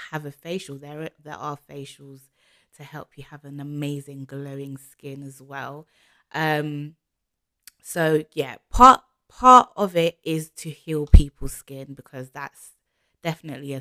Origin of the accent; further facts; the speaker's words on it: London, United Kingdom; I am from London, as you can tell from my accent